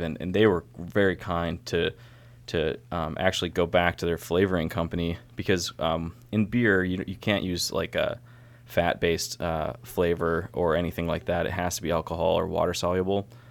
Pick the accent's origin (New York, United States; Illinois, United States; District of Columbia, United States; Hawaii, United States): New York, United States; Syracuse; now in Baltimore, United States; I'm from Syracuse